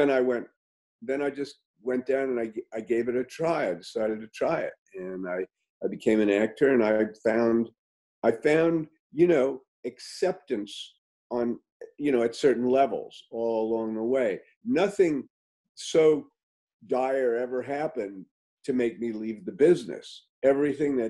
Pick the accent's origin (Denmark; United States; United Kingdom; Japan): United States; New York City, New York; I grew up in New York City.